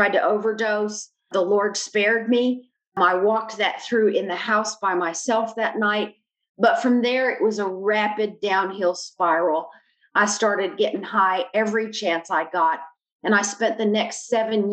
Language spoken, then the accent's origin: English; Albany, New York, United States; I was born in Albany, New York.